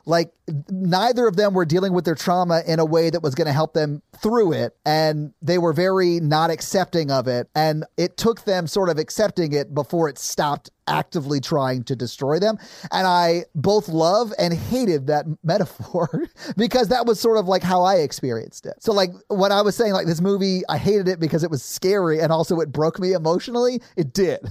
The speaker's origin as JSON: {"language": "English", "town": "Nashville", "region": "Tennessee", "country": "United States", "tie": "born or raised there", "said": "I grew up in South Nashville"}